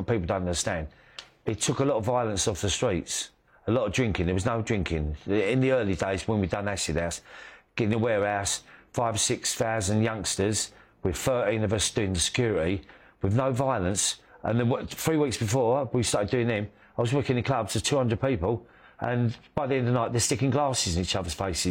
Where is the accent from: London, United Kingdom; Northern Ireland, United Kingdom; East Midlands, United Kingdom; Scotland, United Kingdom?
London, United Kingdom; growing up in the East End and, you know, working class background